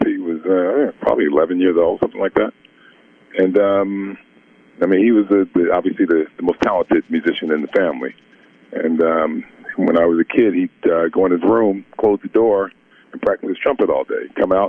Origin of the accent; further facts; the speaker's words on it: Newark, New Jersey, United States; We grew up in Newark, New Jersey. We both grew up in Newark, New Jersey.